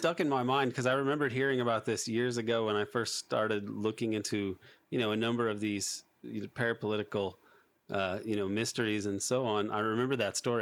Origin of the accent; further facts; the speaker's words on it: United States; as an American